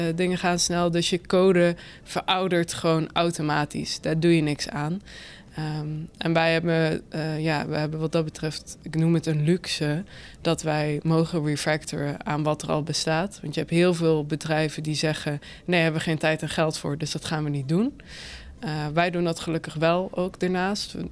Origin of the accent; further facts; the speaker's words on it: Limburg, Netherlands; moved away as an adult; also born or lived in Utrecht; now in Nieuwegein, Netherlands; ik woon nu in Nieuwegein, maar kom eigenlijk uit Limburg